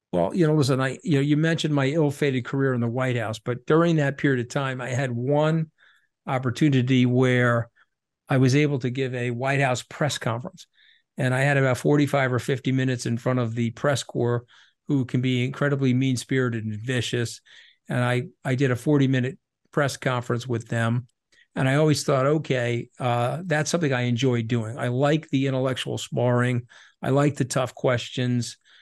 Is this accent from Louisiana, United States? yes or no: no; New York, United States; I'm a New Yorker